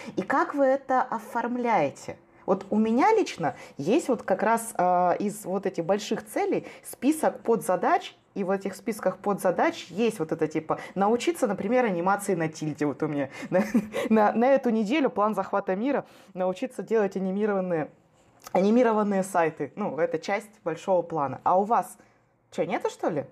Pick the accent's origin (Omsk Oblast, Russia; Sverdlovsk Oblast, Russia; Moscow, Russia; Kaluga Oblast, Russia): Omsk Oblast, Russia; Omsk; я же просто из Омска